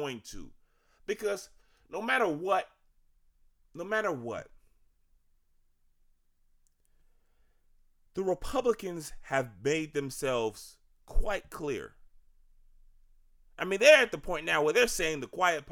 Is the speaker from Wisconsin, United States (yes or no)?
no; Virginia, United States; now in Maryland, United States; I'm from Virginia